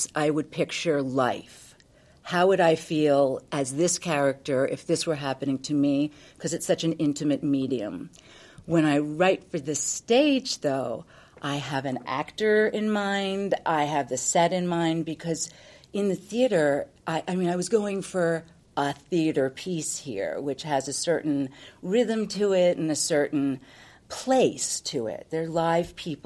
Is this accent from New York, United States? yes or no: yes; New York, United States; being a New Yorker